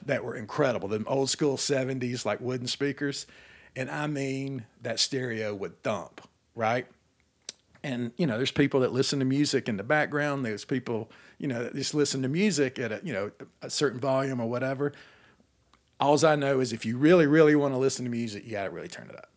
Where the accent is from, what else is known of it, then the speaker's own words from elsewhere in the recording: Atlanta, Georgia, United States; my whole childhood growing up in Atlanta